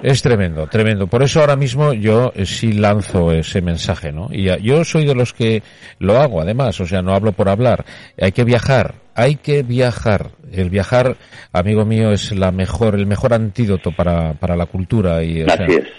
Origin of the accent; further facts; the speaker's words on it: Spain; lo orgulloso que estoy de, de mi tierra, de mi gente, de, de donde estoy